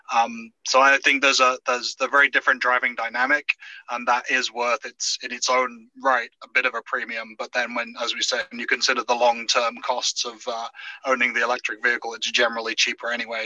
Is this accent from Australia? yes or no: no; United Kingdom; now in United States; I'm I'm British by birth